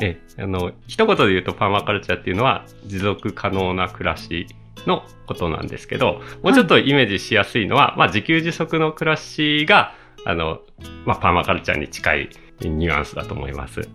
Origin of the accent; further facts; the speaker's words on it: Asahikawa, Hokkaido, Japan; moved away as an adult; also born or lived in Tokyo; 僕、あの、北海道出身、北海道のね、旭川出身なんですよね